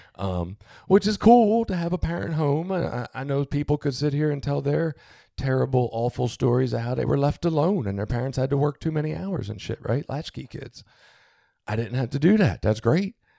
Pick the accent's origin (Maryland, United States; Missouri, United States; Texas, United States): Maryland, United States; Baltimore; I was born in Baltimore City